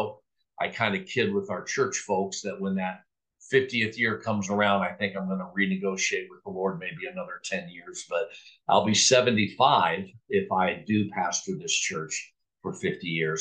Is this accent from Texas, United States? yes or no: no; Napa, California, United States; moved away as an adult; also born or lived in Anderson, Indiana / Colorado; now in Longmont, United States; And I grew up in California from age 8 to age 18. And so I graduated from Napa High